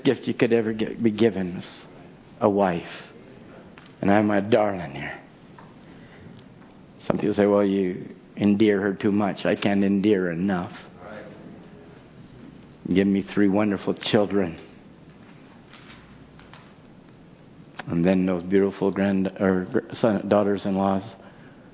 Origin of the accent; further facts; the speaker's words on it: Chilliwack, British Columbia, Canada; I'm from Chilliwack